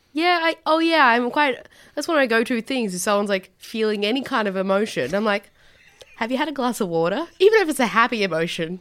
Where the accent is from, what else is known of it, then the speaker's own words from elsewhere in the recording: Tasmania, Australia; I grew up in Tassie